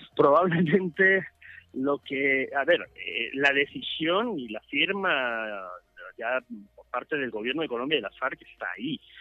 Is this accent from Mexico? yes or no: no; El Salvador; somos los salvadoreños